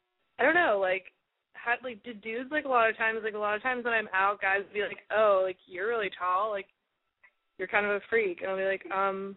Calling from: Los Angeles, California, United States; I'm calling from the LA area.

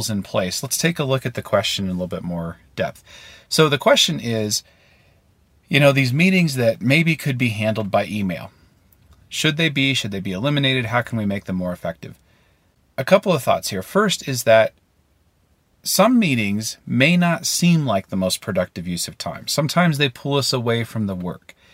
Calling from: Maine, United States; Hi, David. … I'm calling in from Maine.

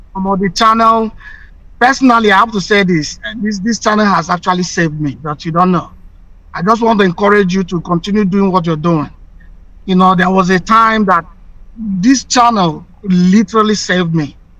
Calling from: Chicago, Illinois, United States; I'm calling from Chicago

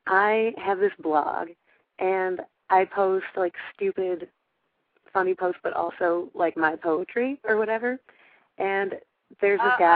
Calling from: Chicago, Illinois, United States; No, I'm from Chicago.

